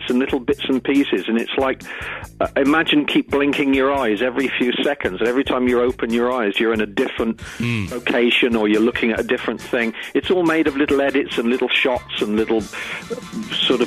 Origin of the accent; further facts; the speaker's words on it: Swindon, South West England, United Kingdom; I'm from Swindon